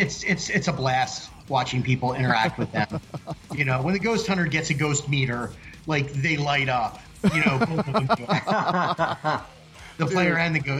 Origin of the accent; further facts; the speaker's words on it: Philadelphia, Pennsylvania, United States; now in Seattle, United States; I'm from Philly